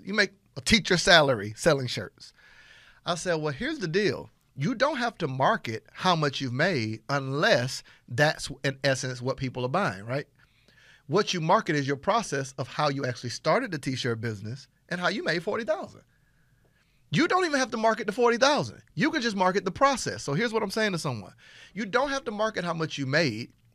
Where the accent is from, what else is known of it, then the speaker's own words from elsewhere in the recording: Panama City, Florida, United States; I'm from Panama City, Florida. I'm talking about I'm country country